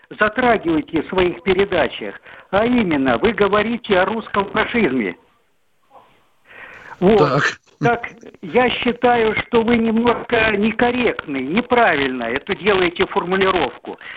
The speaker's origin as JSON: {"language": "Russian", "region": "Moscow", "country": "Russia", "said": "Москва, 62 года."}